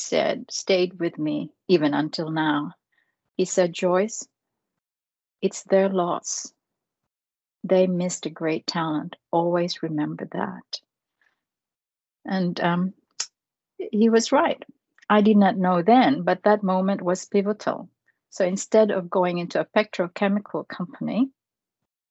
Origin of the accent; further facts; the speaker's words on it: Philippines; now in Australia; I was born in the Philippines